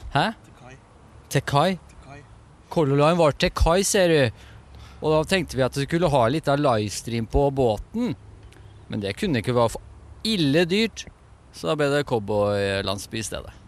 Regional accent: Moss, Østfold, Norway; Og Moss, vi er fra Moss

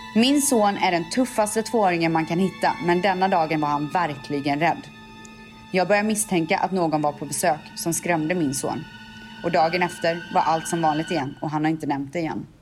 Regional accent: Borås, Västra Götaland, Sweden; jag var fjortis i Borås

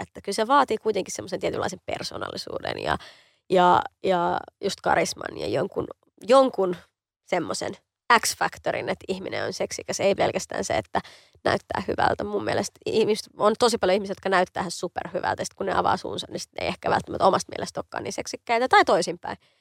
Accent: Helsinki, Uusimaa, Finland; mähän on Kontulasta kotoisin, mä oon niin kuin lähiömuijia

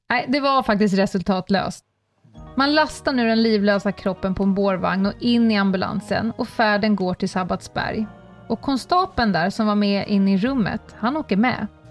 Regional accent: Stockholm, Stockholm County, Sweden; jag då som är stockholmare

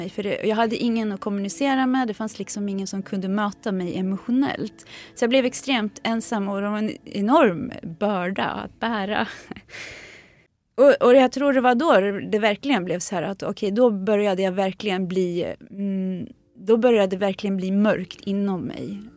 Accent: Sweden; born there; Min mamma var redan gravid med mig så jag är född här i Sverige.

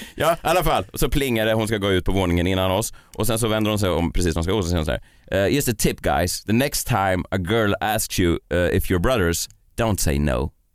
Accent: Stockholm, Stockholm County, Sweden; jag är uppvuxen i Vasastan

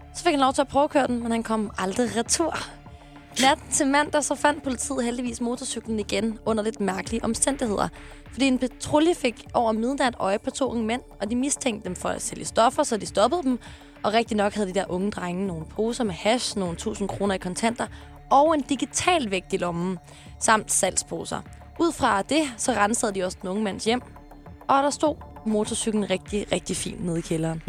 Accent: Sorø, Zealand, Denmark; Jeg er fra Sorø

